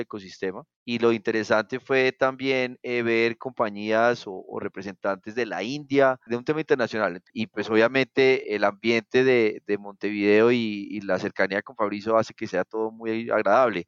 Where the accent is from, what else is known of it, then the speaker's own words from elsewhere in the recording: Colombia; Fuimos varios colombianos